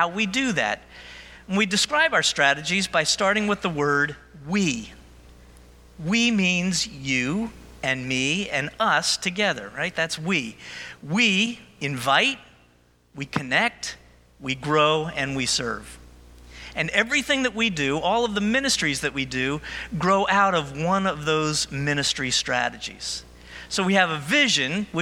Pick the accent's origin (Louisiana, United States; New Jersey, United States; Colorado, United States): New Jersey, United States; Central; moved away as an adult; also born or lived in Oklahoma; I was a Jersey guy. I grew up in New Jersey. My family didn't travel much, so my whole experience was New Jersey, Central Jersey at the shore